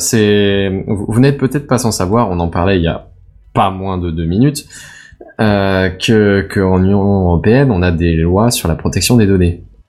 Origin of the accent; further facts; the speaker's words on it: France; accent: French; mon accent euh, français